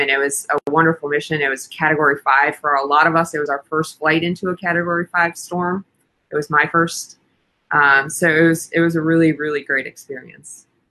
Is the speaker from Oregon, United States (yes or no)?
no; Wisconsin, United States; I grew up in Wisconsin, and we had a lot of severe weather